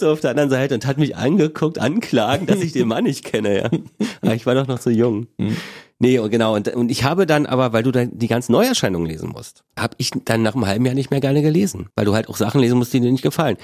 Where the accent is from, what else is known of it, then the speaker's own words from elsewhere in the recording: Berlin, Germany; bin ich ja in Ostberlin geboren, in Köpenick